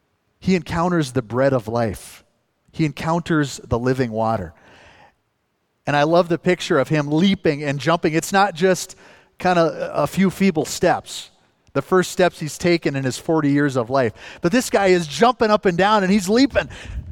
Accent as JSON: {"language": "English", "region": "northern Minnesota", "country": "United States", "tie": "born or raised there", "accent": "northern Minnesotan", "said": "I'm from northern Minnesota"}